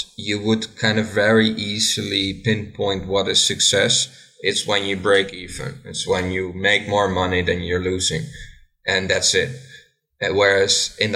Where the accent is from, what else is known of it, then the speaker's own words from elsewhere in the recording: Enschede, Overijssel, Netherlands; now in Sweden; I am from Enschede, the Netherlands.